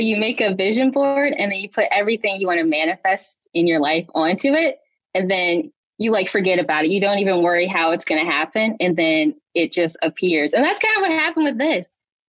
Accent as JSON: {"language": "English", "region": "Illinois", "country": "United States", "moved": "as an adult", "lives_now": "Brooklyn, United States", "said": "I am in Brooklyn right now, but I'm from Illinois. But I'm here right now for college. So I go to NYU."}